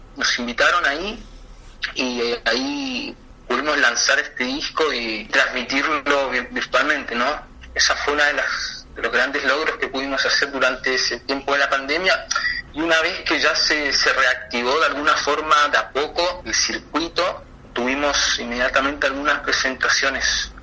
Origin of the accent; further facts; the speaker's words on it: Chilean Patagonia, Chile; yo soy chileno de la Patagonia